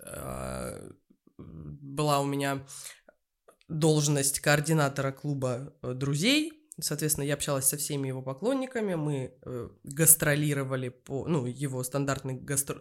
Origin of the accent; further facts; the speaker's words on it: Novotitarovskaya, Krasnodar Krai, Russia; now in Moscow, Russia; жила я и родилась в станице под Краснодаром, станица Новотиторовская